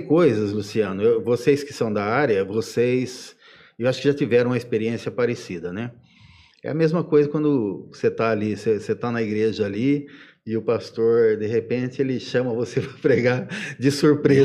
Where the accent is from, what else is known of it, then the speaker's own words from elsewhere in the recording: Ibitinga, São Paulo, Brazil; eu sou daqui de, de Bitinga, né? Vim para cá pequenininho, em 72